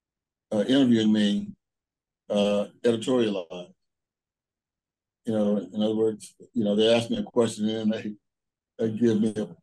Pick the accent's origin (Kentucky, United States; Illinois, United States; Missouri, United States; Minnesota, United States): Missouri, United States; Kansas City; I know people in my hometown in Kansas City who get up in the morning, get some coffee.